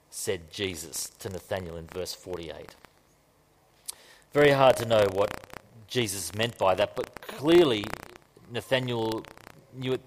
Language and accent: English; Queensland, Australia; I'm from Queensland.